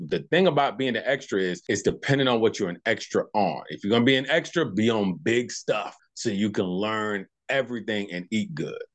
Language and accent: English; Tucson, Arizona, United States; So I'm actually born and raised from Tucson, Arizona, Tucson, Arizona